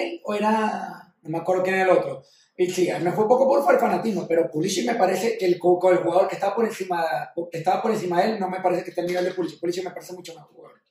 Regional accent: Venezuela; mis raíces están, somos venezolanos

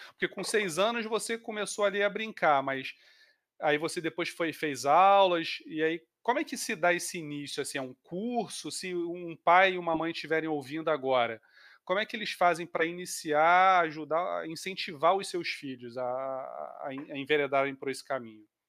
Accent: Rio de Janeiro, Brazil; minha família também é mineira, apesar de eu ser carioca

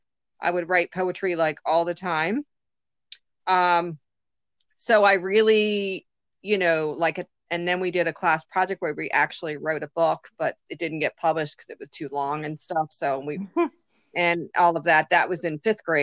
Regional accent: Maryland, United States; I'm from Maryland

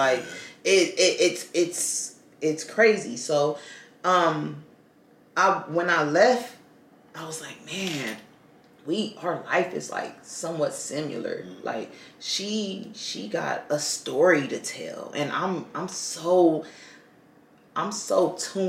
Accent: Los Angeles, California, United States; we're both from Watts

